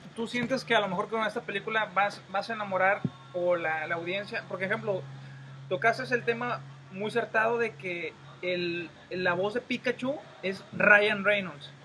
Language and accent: Spanish; Tampico, Madero and Altamira, Tamaulipas, Mexico; somos los habitantes de Tampico, Madero y Altamira